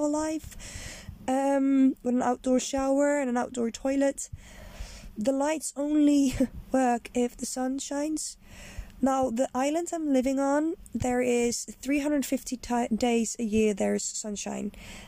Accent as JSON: {"language": "English", "country": "Netherlands", "moved": "yes", "said": "I am Dutch. I'm originally from the Netherlands"}